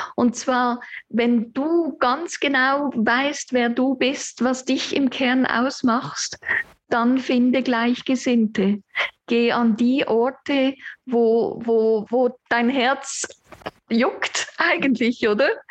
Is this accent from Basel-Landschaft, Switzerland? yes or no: yes; Aesch, Basel-Landschaft, Switzerland; moved away as an adult; also born or lived in Olten; Ich bin in Asch bei Basel aufgewachsen oder eben noch ein paar sonstige Gemeinden